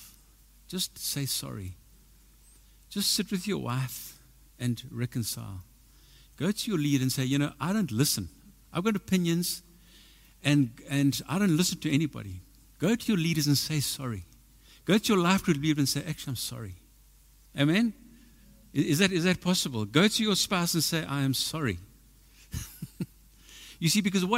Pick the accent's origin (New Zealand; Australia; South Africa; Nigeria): South Africa; I'm from South Africa, you know what I mean? I've been to the army.